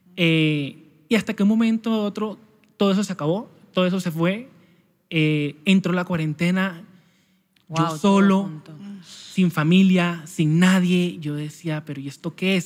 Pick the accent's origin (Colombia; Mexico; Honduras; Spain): Colombia; Santa Marta, Magdalena; soy natural de Santa Marta Magdalena, costeño